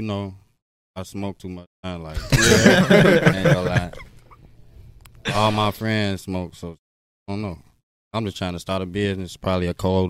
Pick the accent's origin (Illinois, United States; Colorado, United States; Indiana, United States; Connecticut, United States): Illinois, United States; Chicago; I'm from Chirac, East Side, Chicago.